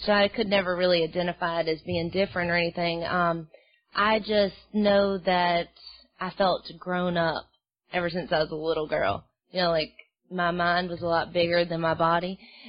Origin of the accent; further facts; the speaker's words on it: Mobile, Alabama, United States; also born or lived in Los Angeles; I'm from Mobile, Alabama. I, you know, I'm from L.A.